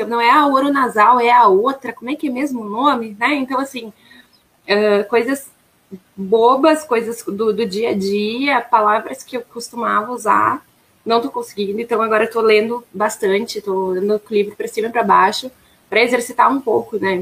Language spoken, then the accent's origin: Portuguese; Caxias do Sul, Rio Grande do Sul, Brazil; also born or lived in Santa Maria, Rio Grande do Sul / São Sepé, Rio Grande do Sul; Eu sou natural de Santa Maria, ali do, aqui no, aí, né? No Rio Grande do Sul. E eu morava em uma cidadezinha muito pequena, próxima a Santa Maria, chamada São Cepé